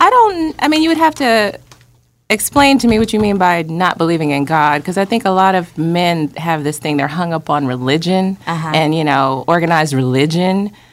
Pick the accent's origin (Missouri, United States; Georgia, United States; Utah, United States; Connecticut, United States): Georgia, United States; Atlanta; I'm born and raised in Atlanta, family girl